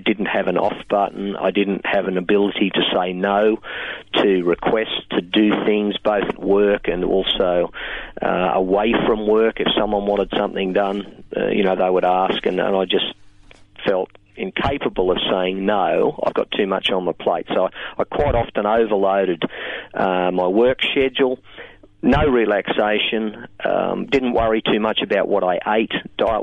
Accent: Singleton, New South Wales, Australia; moved away as an adult; also born or lived in Newcastle; I grew up in the Hunter Valley in a town called Singleton.

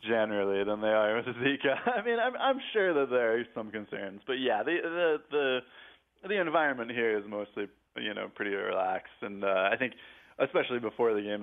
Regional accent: United States; I love my home country, and I feel that my identity is tied to it, not in some vague, nebulous, nationalistic way, but because I'm from there

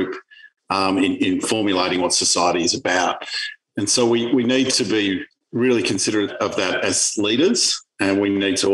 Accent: Melbourne, Victoria, Australia; I grew up luckily in Hawthorne, lucky enough to grow up in leafy Hawthorne in Melbourne

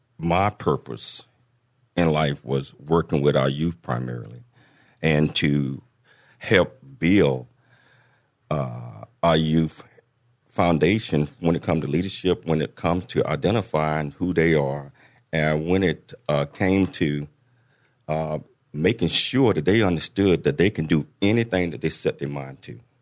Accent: Chattanooga, Tennessee, United States; born there; I was born in Chattanooga, Tennessee.

